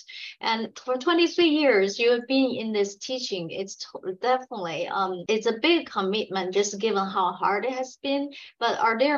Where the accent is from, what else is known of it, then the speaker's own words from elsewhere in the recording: Beijing, China; now in United States; I was born in Beijing, China, you know, things very competitive there